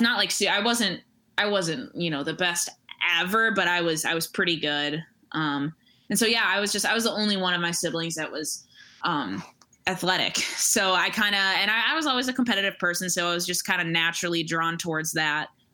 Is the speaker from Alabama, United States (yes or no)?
no; Royal Oak, Michigan, United States; moved away as an adult; also born or lived in Troy, Michigan; now in Chicago, United States; I grew up in uh, in the Metro Detroit area, uh, in like Royal Oak and Troy